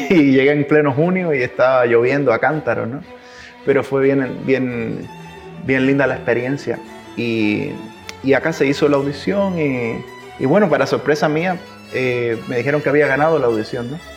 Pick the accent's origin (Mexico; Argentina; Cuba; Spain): Cuba; accent: mix of Cuban, Chilean and Spanish; cuando estoy acá {S1} me notan que tengo un acento cubano. {S0} Entonces es como {S1} un, acento que es como una mezcla entre cubano, chileno y español.